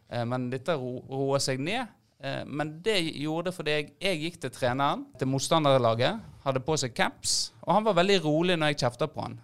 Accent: Florø, Vestland, Norway; Vi er jo fra Florø

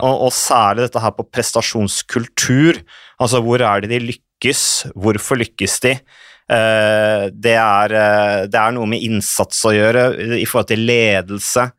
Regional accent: Vikersund, Buskerud, Norway; Det var i 77, det året jeg ble født, og da, så jeg er jo vokst opp på landet. Mm. Uh, rett i nærheten av Modum Bad

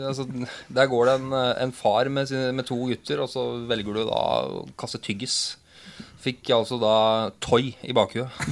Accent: near Vormsund, Akershus, Norway; Det er, det, er, jo nesten der vi kommer fra.

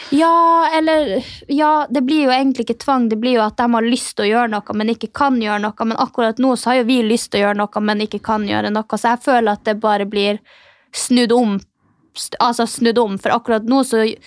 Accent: Finnmark, Norway; Jeg kommer jo fra Finnmark. Stolt nordlending, sinna nordlending

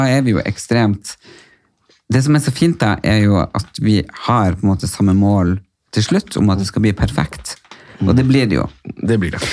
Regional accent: Nordland, Norway; now in Oslo, Norway

